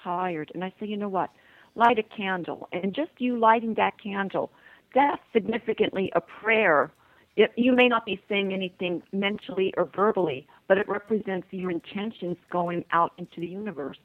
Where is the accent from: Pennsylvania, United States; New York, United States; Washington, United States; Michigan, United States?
Pennsylvania, United States; Shamokin; moved away as an adult; also born or lived in Miami, Florida; now in Toronto, Canada; my hometown, Shamokin, Pennsylvania